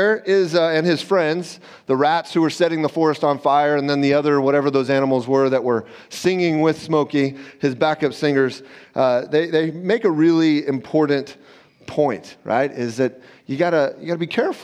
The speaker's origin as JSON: {"language": "English", "region": "Southern California", "country": "United States", "tie": "born or raised there", "said": "I grew up in Southern California"}